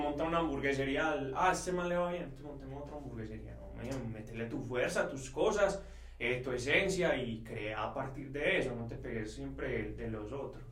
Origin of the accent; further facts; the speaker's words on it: Envigado, Antioquia, Colombia; Nosotros somos de Envigado